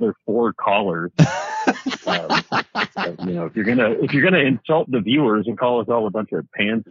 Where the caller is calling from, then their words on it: Hot Springs, Montana, United States; I am calling from your favorite place in the country, Jason, rural Montana.